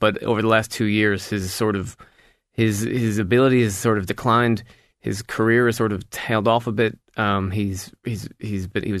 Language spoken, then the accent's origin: English; United States; now in Ireland; as an American in this country